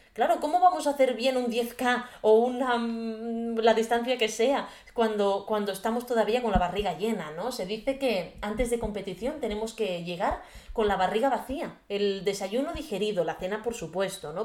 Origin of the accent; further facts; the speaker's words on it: Garraf area, Catalonia, Spain; born or raised there